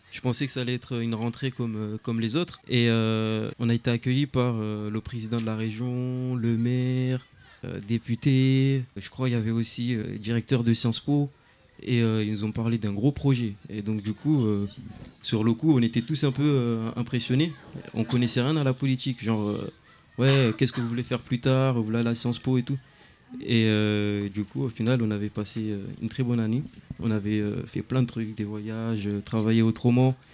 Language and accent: French; Clichy-sous-Bois, Île-de-France, France; Je suis né à Clichy-sous-Bois depuis le 15 février 1991. la plupart des clichés, je suis né à l'hôpital de Montfermeil